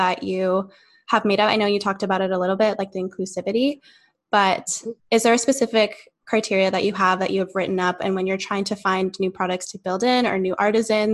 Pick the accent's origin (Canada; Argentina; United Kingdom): Canada; Kamloops, British Columbia; growing up in Kamloops